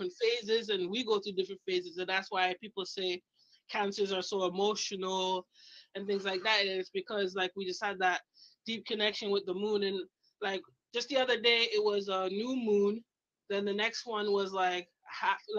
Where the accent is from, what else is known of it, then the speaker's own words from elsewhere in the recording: Canada; moved away; also born or lived in Toronto; I'm Canadian